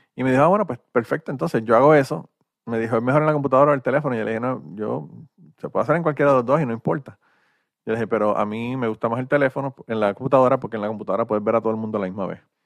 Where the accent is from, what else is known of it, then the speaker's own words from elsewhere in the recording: Puerto Rico; moved away; soy de Puerto Rico